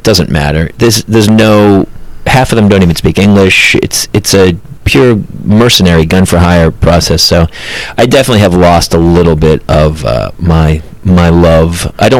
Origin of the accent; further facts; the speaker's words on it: New Hampshire, Massachusetts, New England, United States; now in Los Angeles, United States; I'm from New Hampshire, Massachusetts.